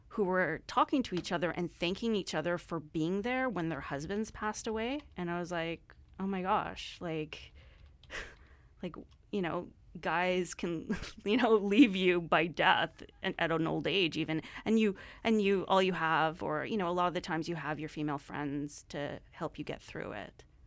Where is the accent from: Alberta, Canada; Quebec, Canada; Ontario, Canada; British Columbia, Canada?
British Columbia, Canada; Surrey; growing up in Surrey, it was, like, I don't know, super multicultural